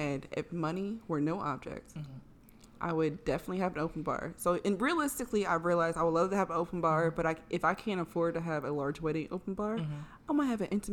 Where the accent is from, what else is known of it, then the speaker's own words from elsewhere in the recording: the North, United States; So, I am kind of a Southern girl. I was born and raised in the North. My parents are from Deep South.